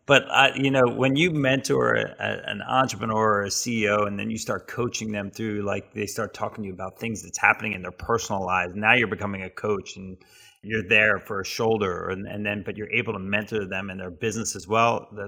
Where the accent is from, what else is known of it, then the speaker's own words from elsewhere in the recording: New Jersey, United States; For me, growing up in an entrepreneurial family on the Jersey Shore was like 4 months of hurry and 8 months of worry.